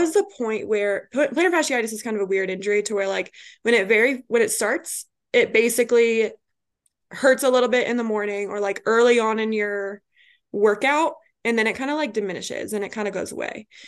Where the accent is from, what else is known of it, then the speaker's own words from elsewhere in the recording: Colorado, United States; moved away as an adult; also born or lived in Kansas; now in Atlanta, United States; I'm originally from Colorado